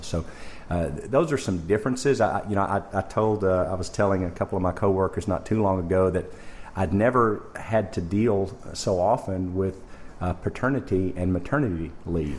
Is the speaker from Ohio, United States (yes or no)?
no; Arkansas, United States; moved away as an adult; also born or lived in Jackson, Mississippi; now in Ontario, Canada; I'm from, uh, originally from Arkansas in the United States. Went to university there